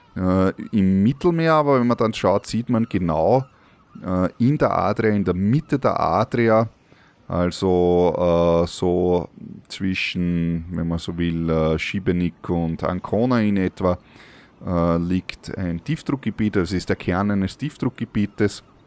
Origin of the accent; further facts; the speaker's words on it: Austria; wir haben als österreichische Staatsbürger